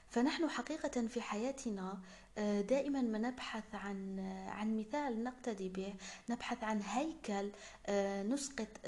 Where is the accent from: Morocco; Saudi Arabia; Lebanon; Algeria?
Algeria; دعوني أعرفكم على نفسي قليلا … من الجزائر طالبة ميكانيك ومؤلفة